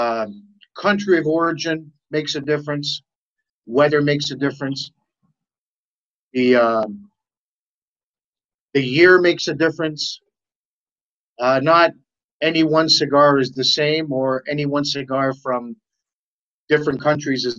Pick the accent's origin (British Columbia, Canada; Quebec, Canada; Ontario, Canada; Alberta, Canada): Ontario, Canada; Toronto; I was born here in Toronto, Canada, onto Italian parents